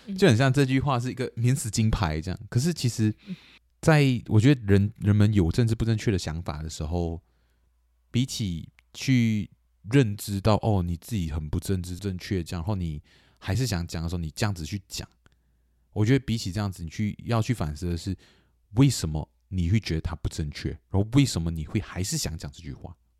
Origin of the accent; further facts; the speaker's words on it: Kuching, Sarawak, Malaysia; 古晋，对，我，我，我们家乡